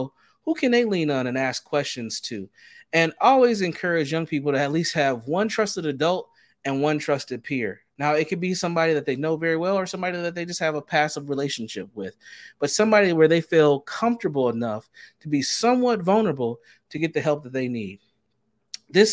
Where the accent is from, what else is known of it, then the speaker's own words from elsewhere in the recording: Minneapolis, Minnesota, United States; as a young Black man growing up in the Twin Cities of Minnesota